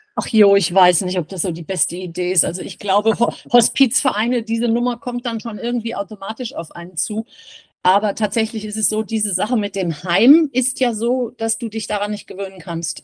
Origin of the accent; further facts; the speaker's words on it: Giessen, Hesse, Germany; Wir sind ähm, Gießener. Also wir sind in Gießen groß geworden